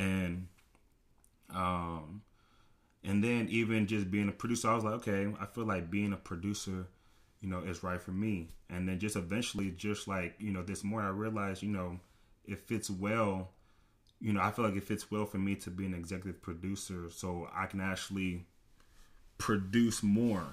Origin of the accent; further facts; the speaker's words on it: Rowlett, Texas, United States; many people know me, um, just from Rowlett. I graduated in, in twenty fifteen